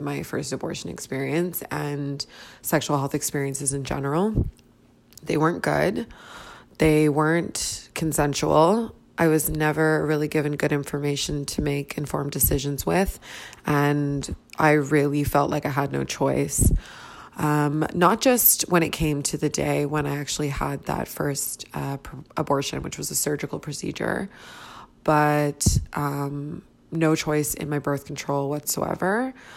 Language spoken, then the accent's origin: English; Toronto, Ontario, Canada; I'm from Toronto, Canada